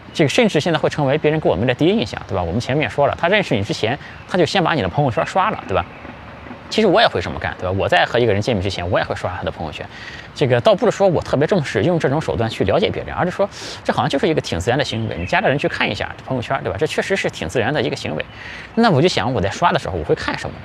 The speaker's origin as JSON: {"language": "Chinese", "country": "China", "said": "我们中国人"}